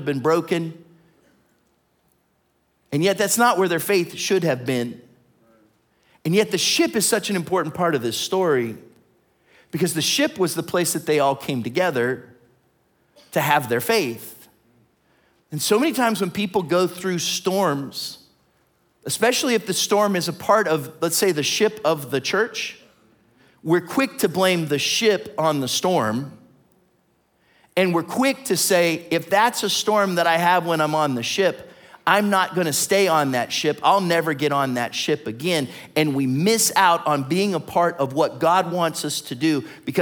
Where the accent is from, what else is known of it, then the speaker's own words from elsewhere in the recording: Ohio, United States; I'm from Ohio